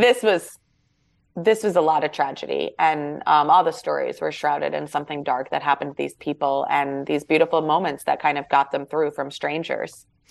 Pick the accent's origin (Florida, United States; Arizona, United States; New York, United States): New York, United States; we're from New York